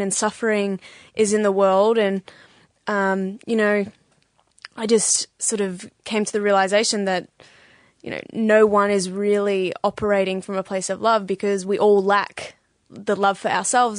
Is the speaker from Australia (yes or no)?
yes; Bendigo, Victoria, Australia; moved away as an adult; now in St Kilda, Australia; I'm from originally I'm from Bendigo